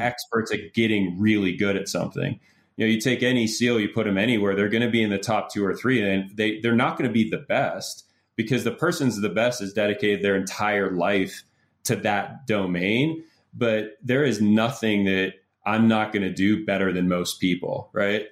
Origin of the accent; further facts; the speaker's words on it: Pittsburgh, Pennsylvania, United States; I grew up in Pittsburgh